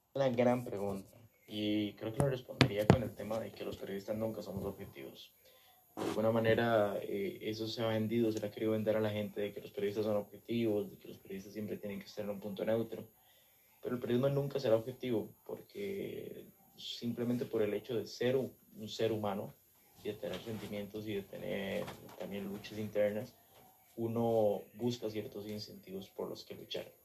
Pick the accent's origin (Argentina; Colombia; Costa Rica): Costa Rica; como costarricenses